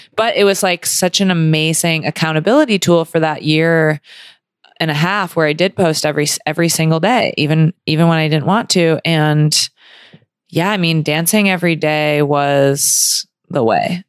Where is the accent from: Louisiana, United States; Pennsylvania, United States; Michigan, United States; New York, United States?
Michigan, United States; Grand Rapids; moved away as an adult; also born or lived in Ann Arbor, Michigan / California; I grew up in Grand Rapids